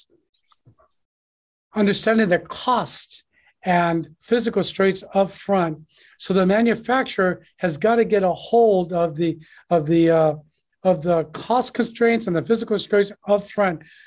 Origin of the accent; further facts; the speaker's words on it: United States; moved away as an adult; now in Guangzhou, China; I'm an American. I've been here for 22 years